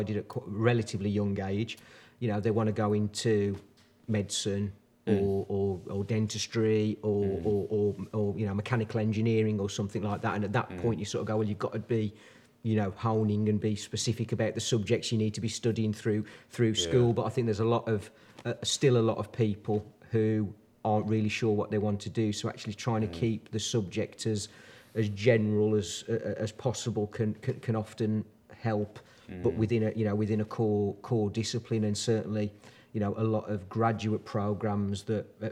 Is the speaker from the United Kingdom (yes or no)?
yes; Dudley, West Midlands, United Kingdom; also born or lived in Birmingham; now in Wombourne, United Kingdom; I was born and bred in the Black Country. So I was born in Dudley originally, or on the outskirts